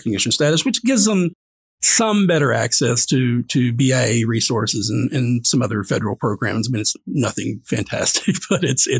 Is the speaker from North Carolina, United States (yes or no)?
yes; North Carolina, United States; I'm a product of the North Carolina school system and grew up 30 minutes away, perhaps, from the Catawba Nation. I grew up on land that was once held by the Catawba.